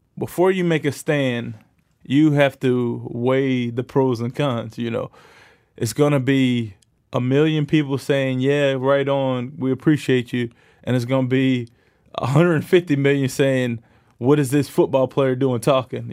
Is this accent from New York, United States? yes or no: yes; New York, United States; moved away as an adult; now in Canada; I grew up in New York